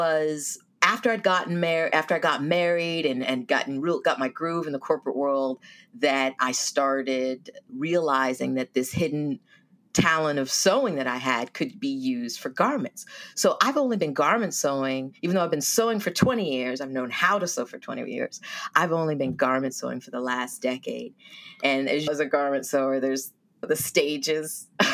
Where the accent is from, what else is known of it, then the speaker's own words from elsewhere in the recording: Silicon Valley, California, United States; moved away as an adult; also born or lived in Washington, D.C.; I'm a Californian, born and raised in Silicon Valley, and I moved to D.C.